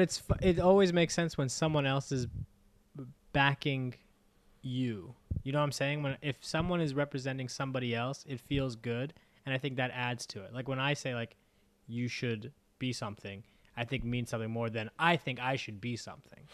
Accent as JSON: {"language": "English", "country": "United States", "said": "as an American"}